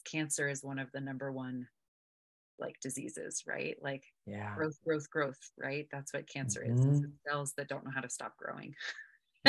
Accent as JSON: {"language": "English", "country": "United States", "tie": "born or raised there", "said": "I'm American. I was born and raised here"}